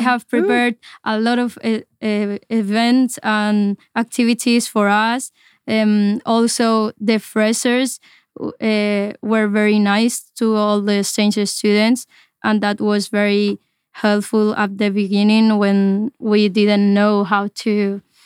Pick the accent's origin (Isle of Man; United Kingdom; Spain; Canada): Spain; I'm from Spain and I'm here as an exchange student